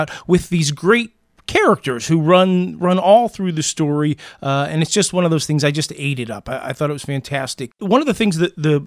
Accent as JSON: {"language": "English", "town": "New York City", "region": "New York", "country": "United States", "tie": "born or raised there", "said": "a kid growing up in New York City"}